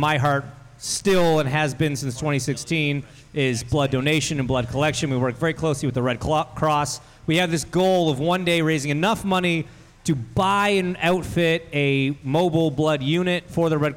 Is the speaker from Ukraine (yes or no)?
no; Canada; I'm from Canada